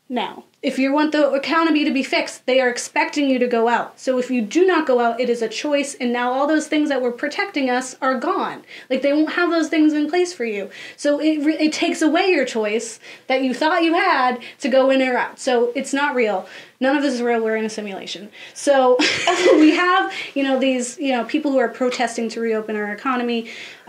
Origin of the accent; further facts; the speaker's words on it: United States; being an American and understanding how Americans think